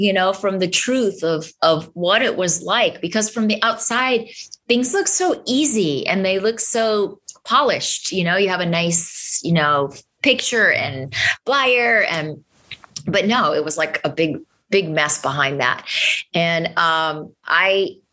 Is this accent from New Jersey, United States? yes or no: no; Boston, Massachusetts, United States; I'm from Boston and teach there